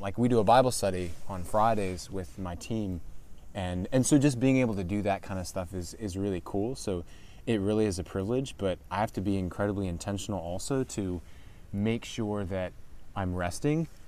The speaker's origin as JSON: {"language": "English", "area": "Calvert County", "region": "Maryland", "country": "United States", "tie": "born or raised there", "said": "I am born and raised Calvert County. I've been here since I was six months old"}